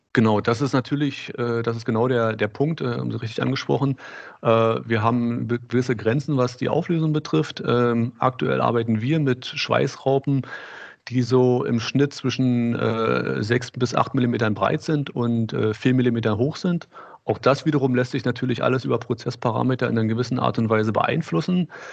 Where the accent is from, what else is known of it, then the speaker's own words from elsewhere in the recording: Berlin, Germany; ich komme hier aus Berlin, habe in Berlin Maschinenbau studiert